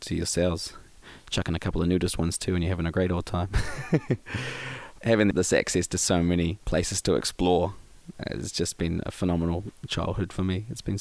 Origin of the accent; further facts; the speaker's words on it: Whitianga, Waikato, New Zealand; Growing up in Whirianga, I come from an awesome background of family